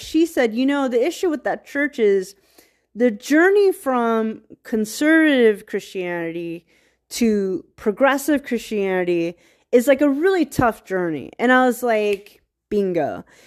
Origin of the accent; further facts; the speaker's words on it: Virginia, United States; I'm from Virginia